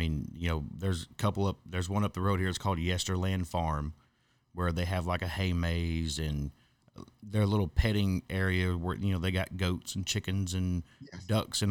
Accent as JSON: {"language": "English", "region": "Texas", "country": "United States", "tie": "born or raised there", "said": "Well, see, I grew up in Hopkins County, you know, right around the Silver Springs area, and Hopkins County was the number one dairy producing county in Texas."}